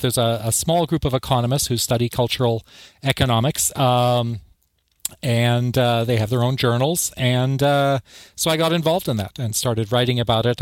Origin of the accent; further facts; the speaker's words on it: Canada; moved away as an adult; also born or lived in Tasmania, Australia; now in Bloomington, United States; my home country of Canada